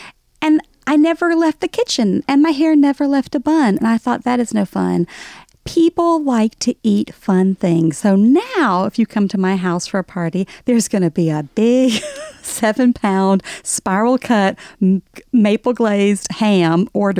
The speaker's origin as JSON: {"language": "English", "region": "the South", "country": "United States", "accent": "Southern", "said": "And then I married a New Yorker who loves my Southern accent."}